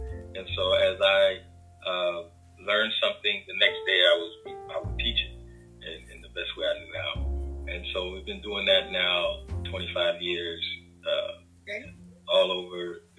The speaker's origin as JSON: {"language": "English", "town": "Sacramento", "region": "California", "country": "United States", "tie": "born or raised there", "also_born_or_lived": "Santa Cruz, California", "said": "I was born here in Sacramento, McClellan Air Force Base. My mother is Choctaw County, Alabama."}